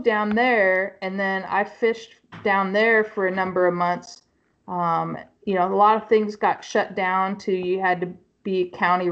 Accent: Utah, United States; I'm from Utah

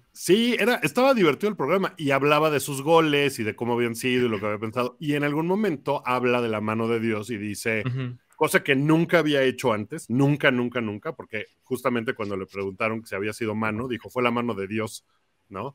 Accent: Mexico; digo que soy de México

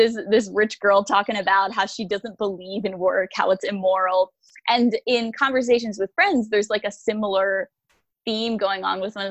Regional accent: United States; I'm American

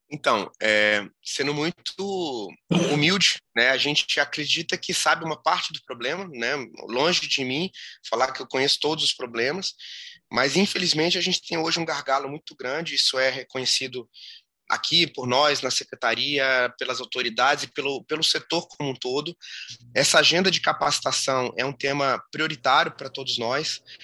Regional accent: Brasília, Federal District, Brazil; sou de Brasília

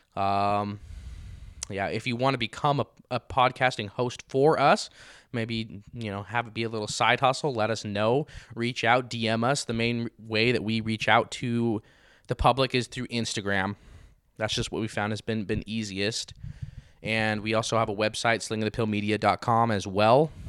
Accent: Grantsville, Utah, United States; now in Saint George, United States; my hometown of Grantsville, Utah

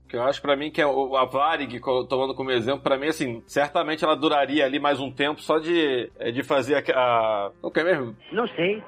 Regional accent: Rio de Janeiro, Brazil; now in São Paulo, Brazil; Eu sou carioca

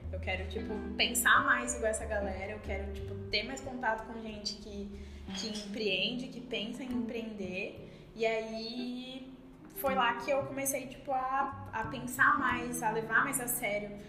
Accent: São Paulo, Brazil; moved away as an adult; now in Santa Maria, Brazil; Uh, eu tenho 23 anos, eu sou natural de São Paulo e eu vim para Santa Maria para estudar.

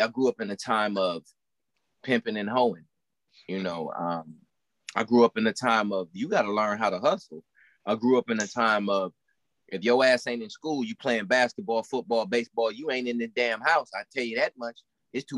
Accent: Milwaukee, Wisconsin, United States; I grew up in Milwaukee, Wisconsin

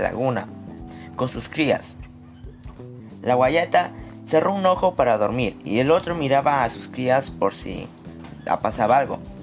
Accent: Moquegua, Peru; soy de Moquegua

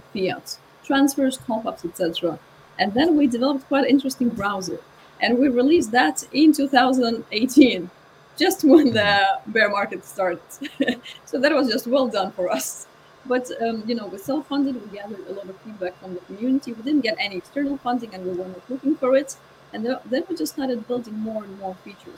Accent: Lithuania; moved away; I'm originally from Lithuania

